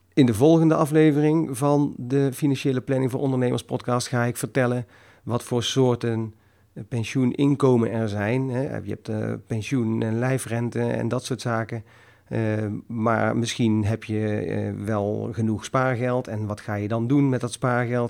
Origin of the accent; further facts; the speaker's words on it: North Brabant, Netherlands; kom ik uit Brabant